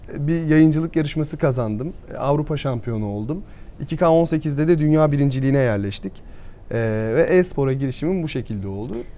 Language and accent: Turkish; Burdur, Turkey; Ben Burdur'da doğdum.